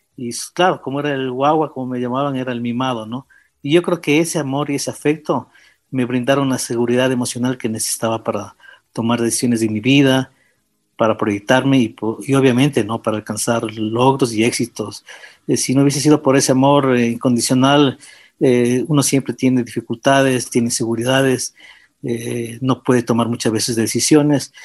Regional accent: Quito, Pichincha, Ecuador; yo nací en Quito el año de 1957

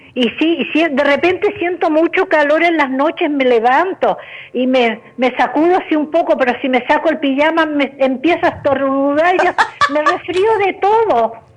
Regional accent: Chile; moved away; yo soy chilena

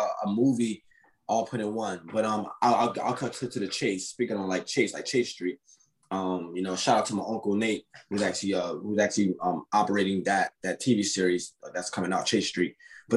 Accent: Camden, New Jersey, United States; I'm from Camden, New Jersey

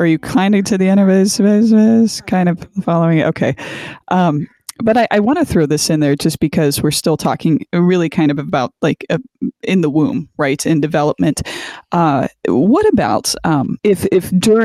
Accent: Canton, Ohio, United States; Canton, Ohio, and that's my stomping grounds. And actually, I was born at the same hospital

